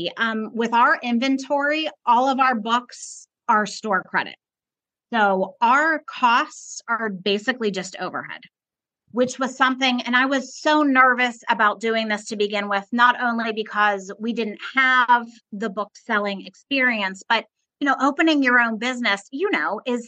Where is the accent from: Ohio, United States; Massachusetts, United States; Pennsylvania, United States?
Pennsylvania, United States; Pittsburgh; moved away as an adult; now in Myrtle Beach, United States; We're both from Pittsburgh.